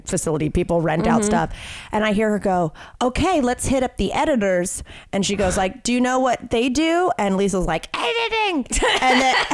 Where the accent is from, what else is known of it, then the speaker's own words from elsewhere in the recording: Western North Carolina, United States; I grew up in Western North Carolina